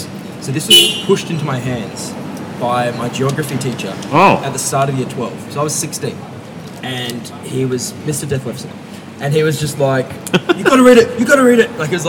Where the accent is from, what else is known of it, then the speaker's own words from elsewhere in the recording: Geraldton, Western Australia, Australia; boy from Jero, and I'm from Spalding, which is like the ghetto of Jero.